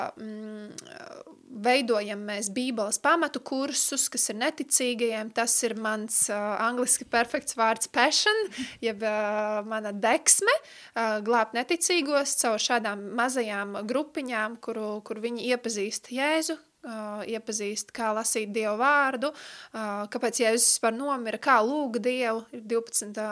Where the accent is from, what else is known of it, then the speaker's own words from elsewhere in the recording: Riga, Latvia; esmu no Rīgas